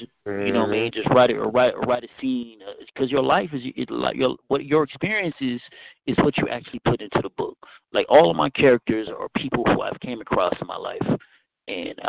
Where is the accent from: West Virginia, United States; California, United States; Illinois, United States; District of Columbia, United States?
California, United States; Fairfield; also born or lived in Vallejo, California; I was born in Vallejo, raised in Fairfield.